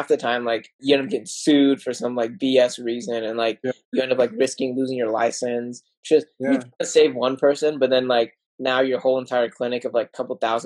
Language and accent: English; Oklahoma City, Oklahoma, United States; moved away as an adult; also born or lived in Texas; now in Cleveland, United States; I was born in Texas, grew up in Oklahoma City. And then I randomly landed in Cleveland, Ohio for my residency. So I live in Cleveland, Ohio.